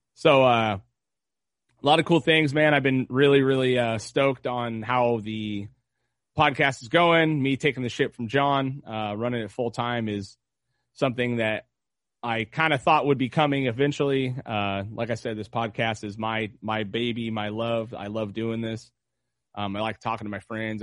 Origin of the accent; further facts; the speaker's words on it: United States; as an American, as a man, as a father